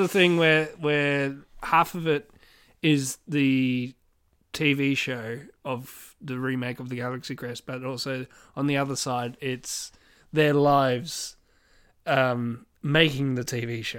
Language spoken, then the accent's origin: English; Swan Hill, Victoria, Australia; I grew up in Swan Hill